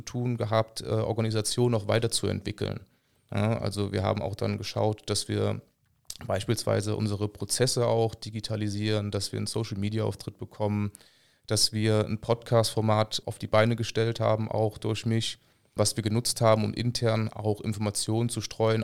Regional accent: Rhineland, Germany; als Rheinländer

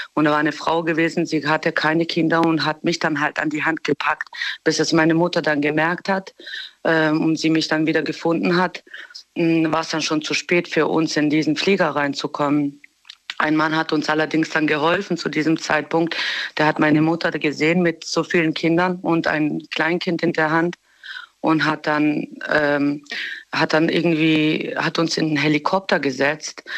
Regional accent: Germany; also born or lived in Bosnia; wir sind zwar in Deutschland aufgewachsen

